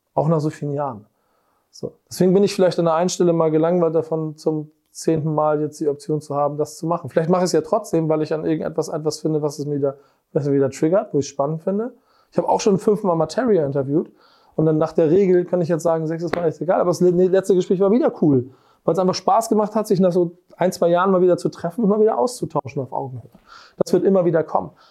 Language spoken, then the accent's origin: German; Hamburg, Germany; Ich bin Hamburger. Und das ehrlicherweise durch und durch.